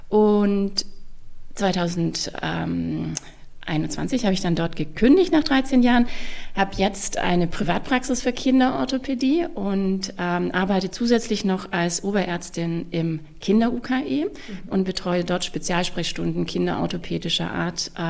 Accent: Stuttgart, Baden-Württemberg, Germany; moved away as an adult; also born or lived in Tübingen / Munich / Hamburg; ich in Tübingen studiert habe und ähm, ich bin auch geborene Stuttgarterin, also auch wenn man es vielleicht nicht immer hört.

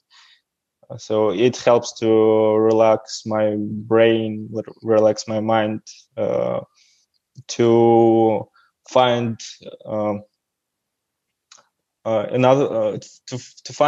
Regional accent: Davyd-Haradok, Brest Region, Belarus; English is a second language; And I'm from Belarus. I was born on the south of Belarus, a small city called Davidgorodok

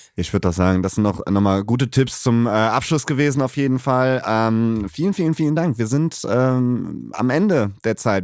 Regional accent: Cologne, North Rhine-Westphalia, Germany; ich bin in Köln geboren

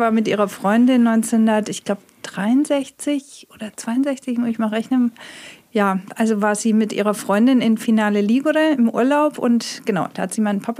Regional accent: Heilbronn, Baden-Württemberg, Germany; moved away as an adult; also born or lived in Siena; now in Hamburg, Germany; Ich bin geboren und aufgewachsen in Heilbronn. Also habe 19 Jahre meines Lebens hier verbracht. Lebe mittlerweile aber schon seit über 30 Jahren in Hamburg.

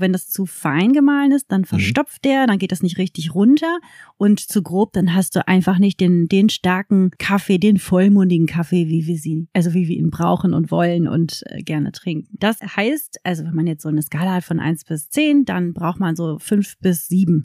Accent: Germany; uns Deutschen

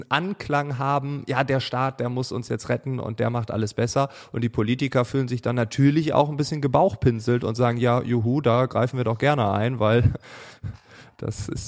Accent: Berlin, Germany; wir kommen beide aus Berlin, wir haben unterschiedliche Rollen

